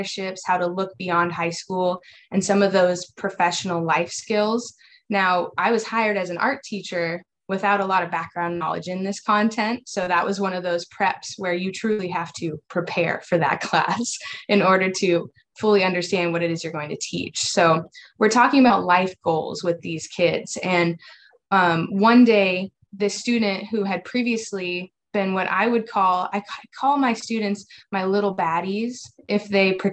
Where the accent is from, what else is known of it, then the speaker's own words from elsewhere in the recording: Iowa, United States; moved away as an adult; now in Houston, United States; I'm originally from Iowa, grew up in the education system up there